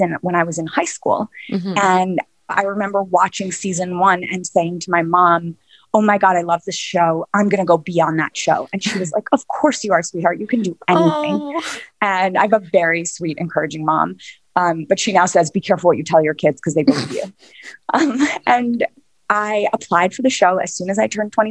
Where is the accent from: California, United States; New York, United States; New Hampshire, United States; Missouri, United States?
New York, United States; New York City; I was born and raised in Manhattan